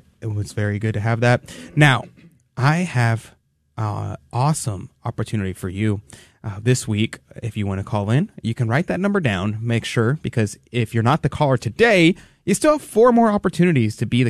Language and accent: English; Houston, Texas, United States; As a native Houstonian